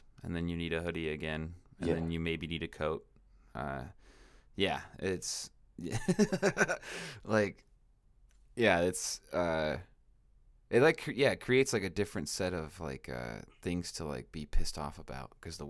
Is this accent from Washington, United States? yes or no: yes; Washington, United States; now in California, United States; In Washington State.